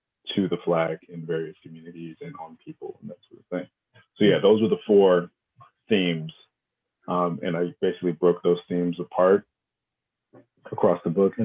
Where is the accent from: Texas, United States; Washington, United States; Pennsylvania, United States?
Washington, United States; outside of Seattle; moved away as an adult; also born or lived in Los Angeles, California; now in Brooklyn, United States; I was born in Los Angeles and I grew up outside of Seattle